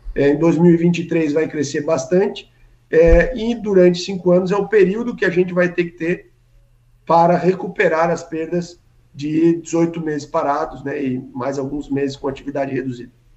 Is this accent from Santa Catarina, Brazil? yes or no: yes; Santa Catarina, Brazil; É como catarinense